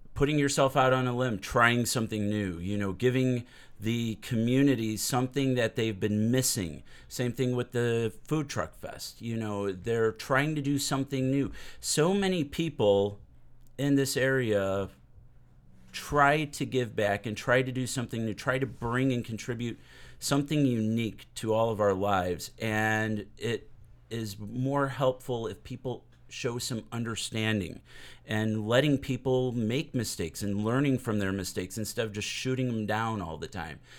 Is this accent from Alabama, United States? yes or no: no; Hammond, Indiana, United States; also born or lived in Whiting, Indiana; I was born and raised in Hammond, Whiting area